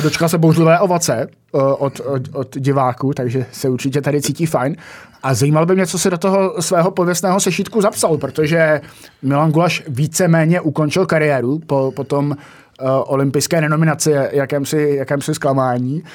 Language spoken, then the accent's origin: Czech; Jihlava, Vysočina Region, Czechia; že jsem z Jihlavy